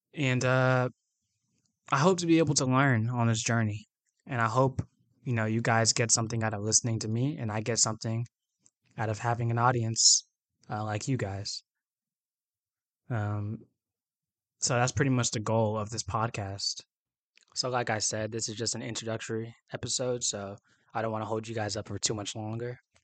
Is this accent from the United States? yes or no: yes; Atlanta, Georgia, United States; I was born and raised in Atlanta, Georgia